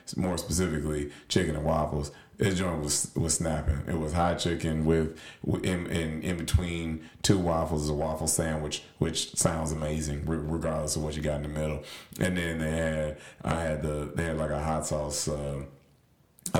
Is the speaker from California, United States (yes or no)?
no; Nashville, Tennessee, United States; I'm from Nashville